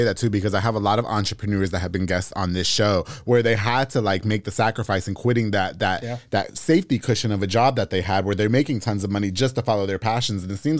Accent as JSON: {"language": "English", "region": "New York", "country": "United States", "moved": "yes", "lives_now": "Texas, United States", "said": "I moved to Texas, you know, I'm from New York."}